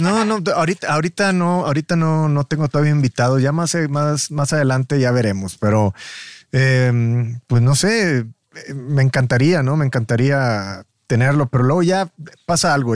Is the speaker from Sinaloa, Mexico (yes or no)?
no; Matamoros, Tamaulipas, Mexico; yo soy de Matamoros